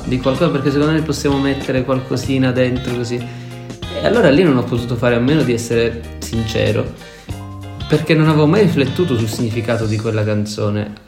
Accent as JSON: {"language": "Italian", "region": "Calabria", "country": "Italy", "tie": "born or raised there", "said": "sul Mar Tirreno in Calabria, nel mio paesino"}